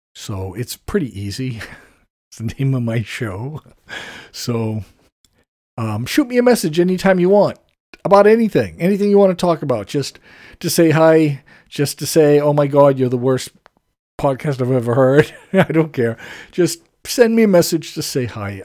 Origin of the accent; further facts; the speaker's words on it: United States; I have to admit to being an American.